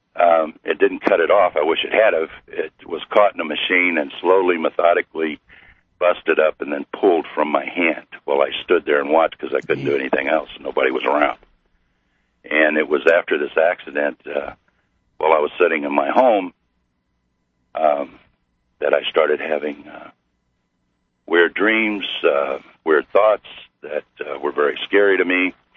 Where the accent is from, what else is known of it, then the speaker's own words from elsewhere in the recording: Missouri, United States; I'm from Missouri